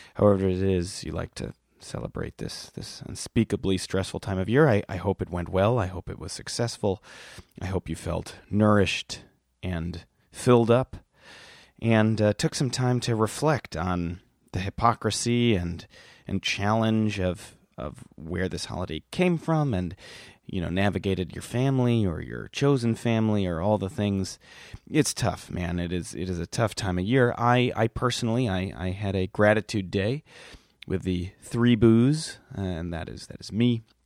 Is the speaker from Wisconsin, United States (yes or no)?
yes; Milwaukee, Wisconsin, United States; also born or lived in Whitefish Bay, Wisconsin; now in Brooklyn, United States; a wee lad growing up in Milwaukee, Wisconsin